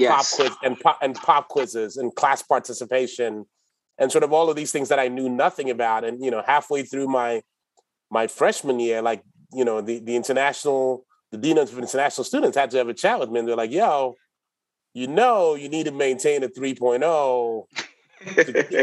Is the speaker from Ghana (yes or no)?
yes; Ghana; moved away as an adult; also born or lived in St. Paul, Minnesota; now in United States; I was born and raised in Ghana, lived there till I was 17. And then I left Ghana to move to the States to come to college here